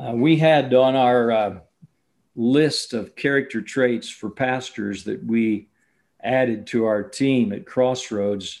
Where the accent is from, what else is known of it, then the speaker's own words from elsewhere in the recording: Champaign, Illinois, United States; I grew up in the Champaign-Urbana, Illinois area